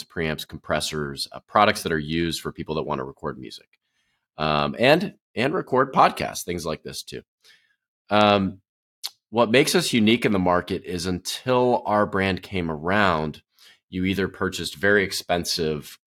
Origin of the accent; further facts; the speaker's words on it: Wisconsin, United States; moved away; I grew up in Wisconsin, so I watched the Packers.